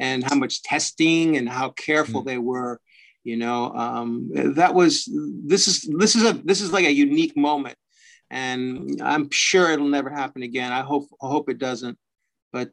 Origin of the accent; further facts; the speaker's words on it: Fresno, California, United States; moved away as an adult; also born or lived in San Francisco / New York / Los Angeles; now in Vancouver, Canada; I started out in Fresno, California. And that's my hometown